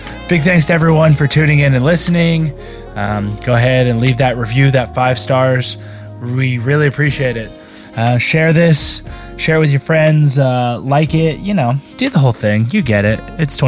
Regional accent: New Zealand; I'm a Kiwi.

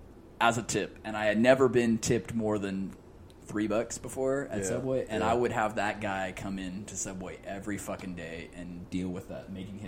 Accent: India; I had a customer, an Indian guy, and I'm also an Indian guy.

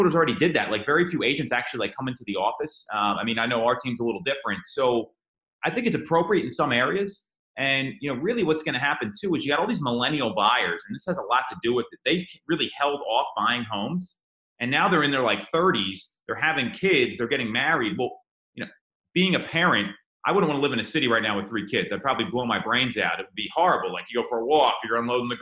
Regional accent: Phoenixville, Pennsylvania, United States; Phoenixville, I grew up right outside Phoenixville

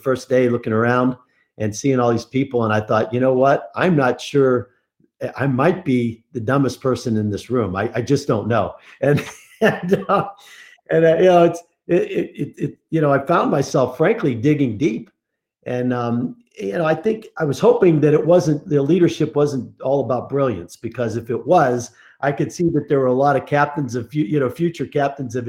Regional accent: Pittsburgh, Pennsylvania, United States; now in Colorado, United States; I grew up in Pittsburgh, Pennsylvania, which is how I ended up going to Penn State

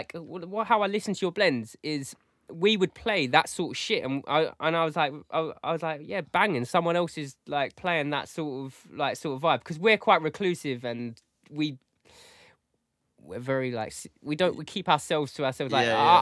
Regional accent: United Kingdom; we're from Essex, East London

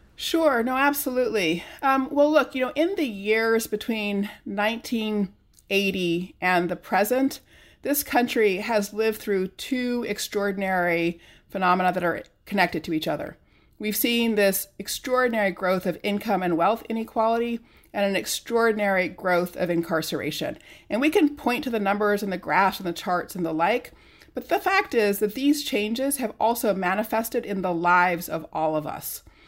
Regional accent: California, United States; now in Massachusetts, United States; I grew up in California in the 70s and 80s

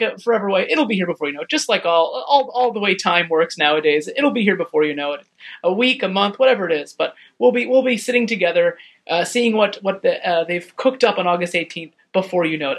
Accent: United States; an American

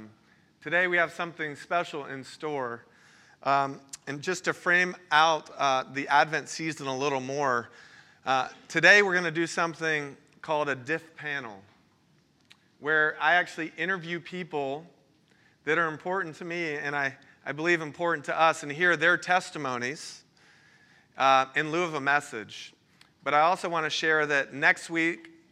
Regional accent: Florida, United States; moved away; I'm originally from Florida

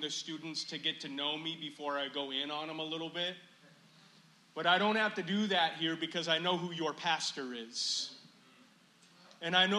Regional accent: Chicago, Illinois, United States; moved away; I've lived outside of Chicago now longer than I've lived in Chicago in the beginning of my life. But it's still my hometown

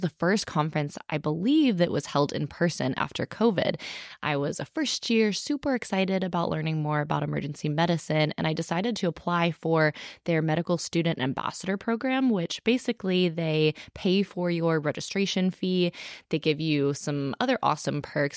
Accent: Texas, United States; Austin, Texas, in my home state

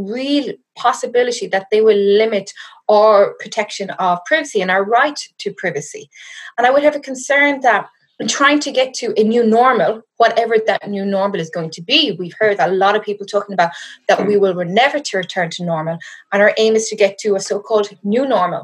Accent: west of Ireland, Ireland; moved away as an adult; now in South Africa; you'll hear from my accent. I am not from South Africa. I'm currently hiding out in my parents' house in the west of Ireland.

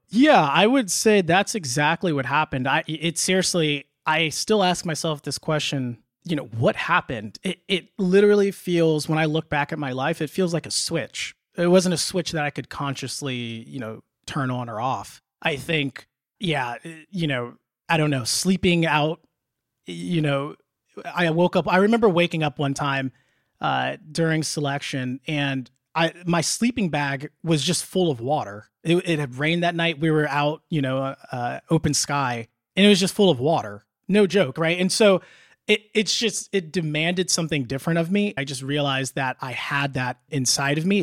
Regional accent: Indiana and Illinois, United States; moved away as an adult; also born or lived in Delaware; I grew up in the Midwest, Indiana, Chica-, or not, not Chicago, but Indiana and Illinois

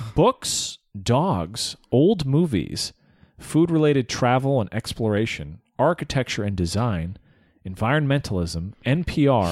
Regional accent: United States; My Americanness was a problem

